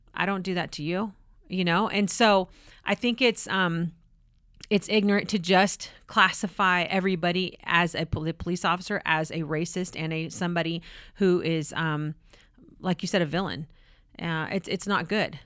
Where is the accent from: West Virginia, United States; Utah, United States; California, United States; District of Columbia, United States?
California, United States; moved away; I'm from California.